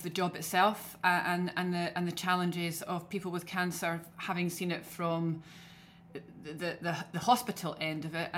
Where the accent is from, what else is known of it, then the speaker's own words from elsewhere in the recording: Scotland, United Kingdom; accent: Scottish; as you can tell from my accent, I'm very Scottish.